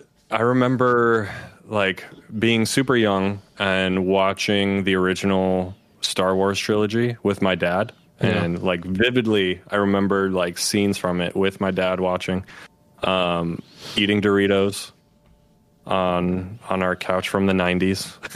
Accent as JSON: {"language": "English", "region": "Wisconsin", "country": "United States", "tie": "born or raised there", "also_born_or_lived": "Upper Peninsula of Michigan", "said": "But I was born in the Upper Peninsula of Michigan. I lived for about like the first 11 years of my life. I lived in Wisconsin. We were at a town in the middle of nowhere."}